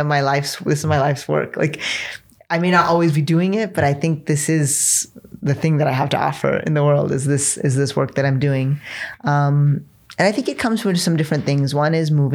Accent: United States; born or raised there

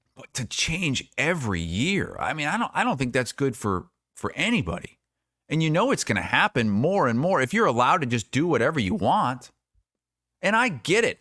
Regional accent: Iowa, United States; I was from Iowa

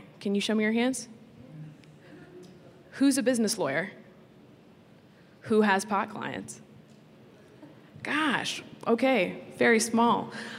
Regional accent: Florida, United States; And I'm from Florida

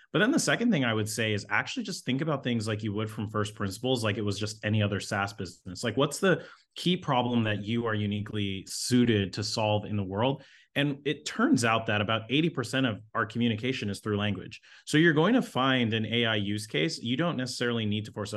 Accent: Toronto, Ontario, Canada; I grew up in Toronto, so grew up in the inner city.

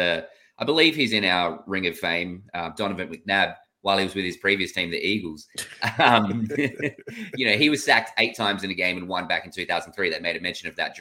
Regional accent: Australia; I'm Australian

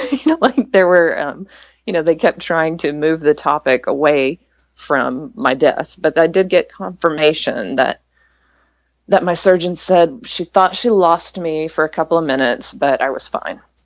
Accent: East Texas, United States; I grew up in East Texas

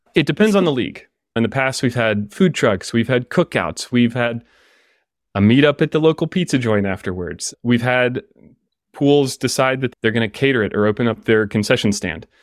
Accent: Atlanta, Georgia, United States; I grew up in Atlanta, swimming for the Atlanta Swim Association

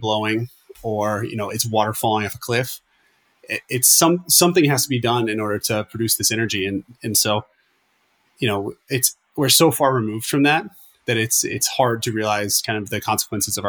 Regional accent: Florida, United States; I'm from Florida

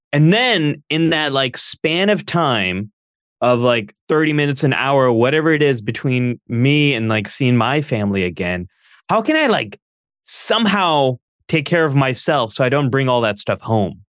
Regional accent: Northern California, United States; I grew up here where I live now, which is Northern California. I was born and raised in the early eighties.

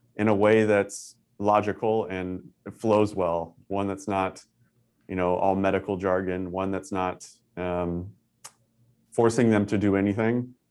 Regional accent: Northern California, United States; moved away as an adult; also born or lived in Tucson, Arizona; I'm originally from Northern California

